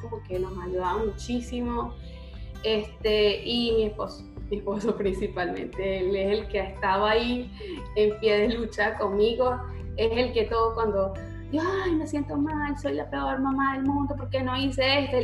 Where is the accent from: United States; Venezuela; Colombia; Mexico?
Venezuela; moved away as an adult; now in Argentina; en Venezuela, en mi país